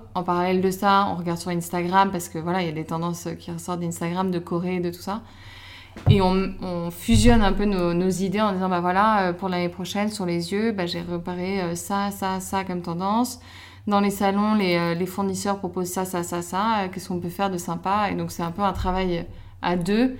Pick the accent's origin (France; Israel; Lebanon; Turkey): France; Paris, Île-de-France; je suis belge, en soi je suis née à Paris, mais je suis belge euh, et j'ai toujours vécu à Paris